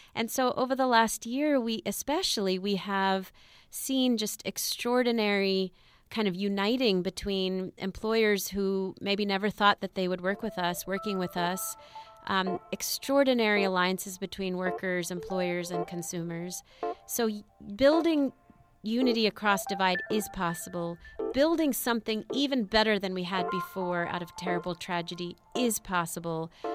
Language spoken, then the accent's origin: English; Los Angeles, California, United States; I grew up in East L A, um, east of East L